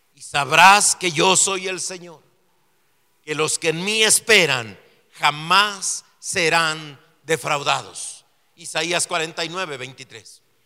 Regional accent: Mexico; born or raised there; also born or lived in Mexico City

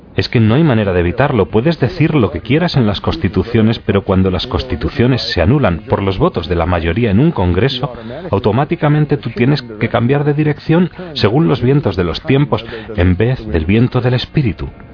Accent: Milwaukee, Wisconsin, United States; Spanish is a second language; moved away as an adult; also born or lived in Green Bay, Wisconsin / Kenosha, Wisconsin / Minnesota / Strasbourg, France; Yo nací en Wisconsin, Milwaukee, en 1940

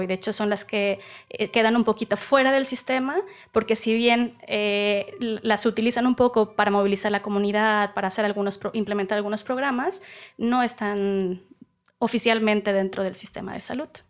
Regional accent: Veracruz, Mexico; soy veracruzana

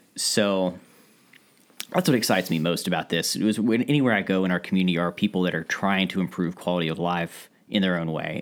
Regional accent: Ashland, Kentucky, United States; also born or lived in Boston area, Massachusetts; growing up in Ashland

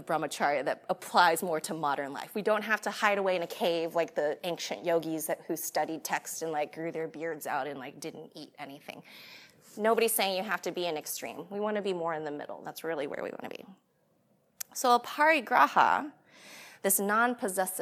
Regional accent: United States; I'm American

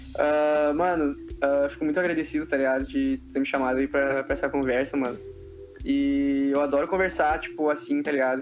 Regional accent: Brazil

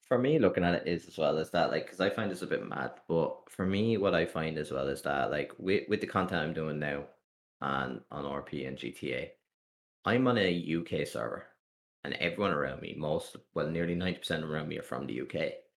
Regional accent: Ireland; I'm an Irish content creator

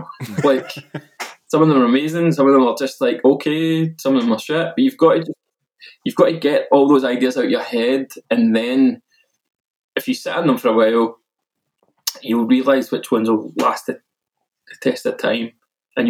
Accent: Milton, United Kingdom; an under-18s youth club in my hometown of Milton

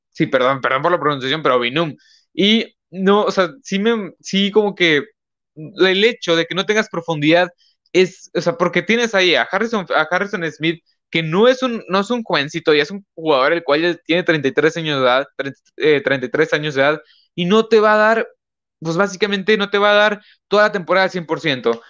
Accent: northern Mexico, Mexico; Pues yo soy de México, yo soy de México, de aquí, este, de yo soy de México, yo soy mexicano, aquí estoy grabando del norte de México

